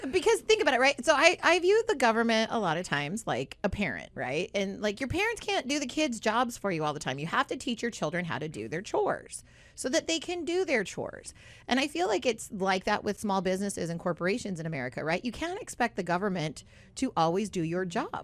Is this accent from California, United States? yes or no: yes; Southern California, United States; I grew up in Southern California